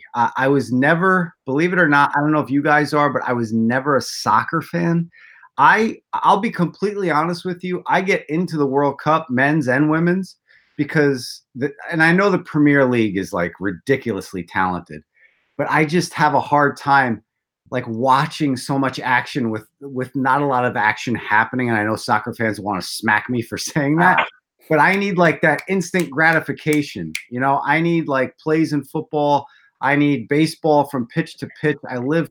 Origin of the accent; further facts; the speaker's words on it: South River, New Jersey, United States; my hometown of South River, New Jersey